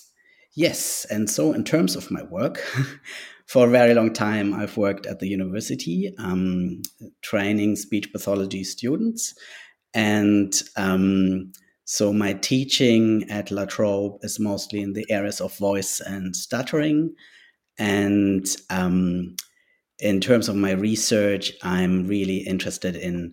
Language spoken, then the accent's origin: English; Germany; first language German; English is a second language; also born or lived in Sweden (ancestry); now in Macleod, Australia; I am a white colonial settler and migrant from Germany. So my first language is German